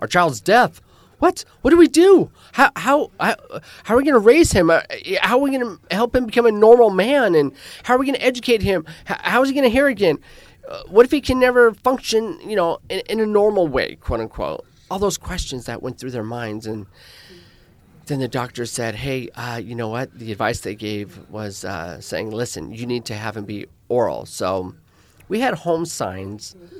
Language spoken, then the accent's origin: English; Spokane, Washington, United States; first language American Sign Language; English is a second language; moved away as an adult; also born or lived in New York / Phoenix; I am originally born and raised in Washington State, the city of Spokane.